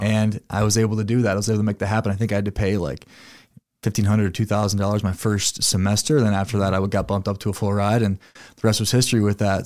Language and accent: English; Sioux Falls, South Dakota, United States; I was born and raised here in Sioux Falls, South Dakota.